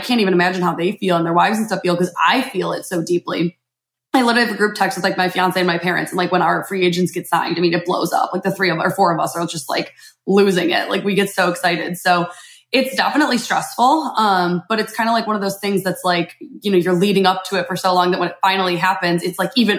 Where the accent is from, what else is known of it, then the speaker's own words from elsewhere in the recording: Chicago, Illinois, United States; moved away; I'm from Chicago originally